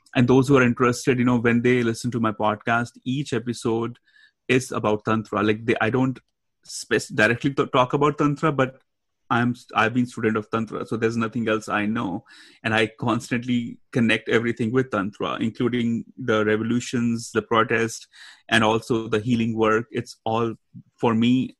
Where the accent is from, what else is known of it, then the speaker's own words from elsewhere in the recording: India; now in United States; growing up in India and then moving to US and then traveling everywhere